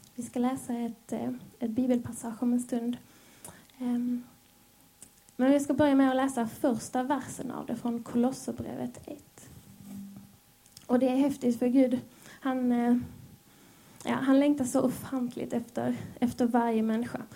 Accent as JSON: {"language": "Swedish", "region": "Skåne", "country": "Sweden", "also_born_or_lived": "Helsingborg", "accent": "Scanian (skånska)", "said": "Jag hoppas ni hänger med på min skånska."}